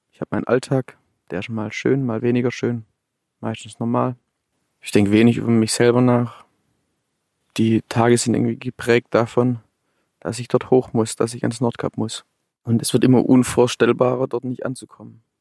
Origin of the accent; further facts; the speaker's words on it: Swabia, Germany; Also ich bin hier im, im, im Badener Land, ja, schwierig als Schwabe hier.